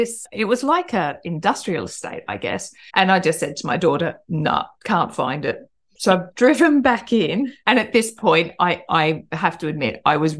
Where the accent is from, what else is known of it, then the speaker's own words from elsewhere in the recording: Australia; now in United Kingdom; I'm Australian. I grew up in Australia.